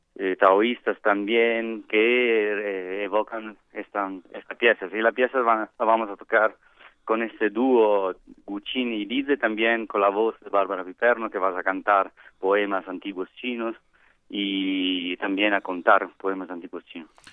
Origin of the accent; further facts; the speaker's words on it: Italy; Spanish is a second language; moved away as an adult; now in Mexico; soy italiano